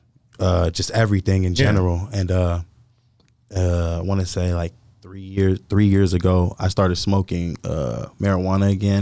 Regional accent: Lancaster, California, United States; also born or lived in Florida; when I was five, I moved to California.

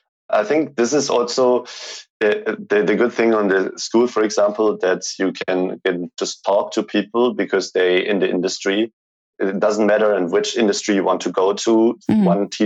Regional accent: Germany; English is a second language; Growing up in Germany, I always was thinking that you can just make a company if it's like a multi-million dollar company.

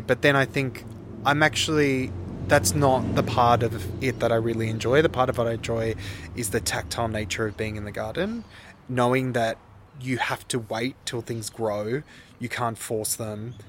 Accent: Sydney, New South Wales, Australia; I grew up in Earlwood in Sydney, which is the inner west

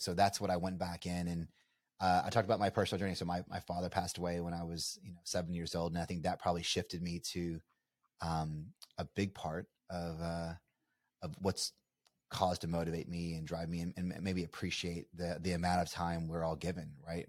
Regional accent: Bardstown, Kentucky, United States; I'm a you know small town kid from uh, you know Nowheresville, USA. You know, we're from Bardstown, Kentucky, bourbon capital of the world.

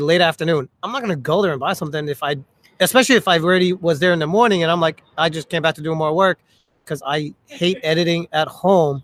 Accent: United States; English is a second language; I got harassed like a mofo when I was growing up in America

